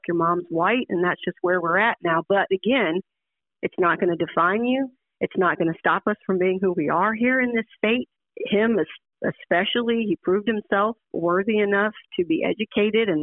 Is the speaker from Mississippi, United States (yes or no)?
yes; Oxford, Mississippi, United States; Born and raised, starting up in Oxford, I learned to walk in the Grove. I mean, Ole Miss is home